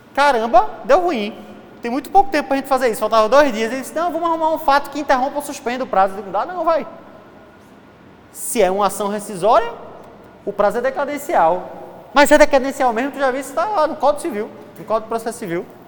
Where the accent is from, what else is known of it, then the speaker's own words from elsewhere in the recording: Recife, Pernambuco, Brazil; eu sou de Recife